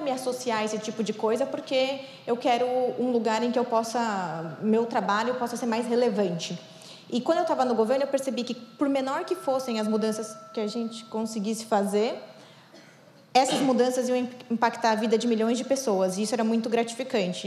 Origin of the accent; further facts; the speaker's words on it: São Paulo, Brazil; Eu sou aqui de São Paulo